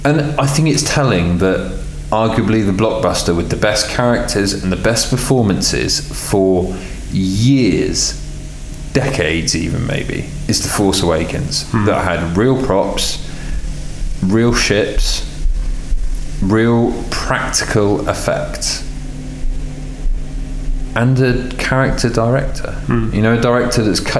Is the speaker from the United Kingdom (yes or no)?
yes; England, United Kingdom; I'm English